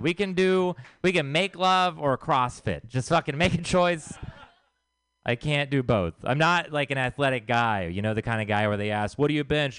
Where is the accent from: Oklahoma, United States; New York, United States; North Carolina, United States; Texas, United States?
Texas, United States; moved away; I am from Texas